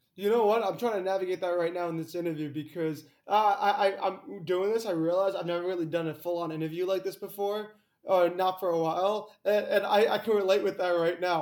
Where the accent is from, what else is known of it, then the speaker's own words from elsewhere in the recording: Greenwich, Connecticut, United States; I'm from Greenwich, Connecticut